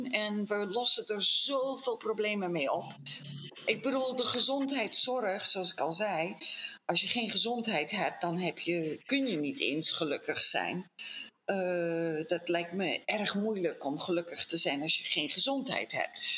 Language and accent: Dutch; Colombia; born there; Dus eh, ik ben niet eens in Nederland geboren. Ik ben in Colombia geboren.